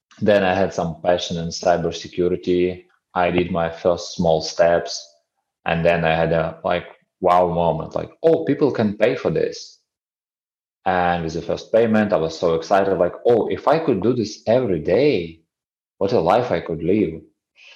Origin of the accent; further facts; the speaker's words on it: Ukraine; I was born in Ukraine, and it was 90s, pretty rough time for the country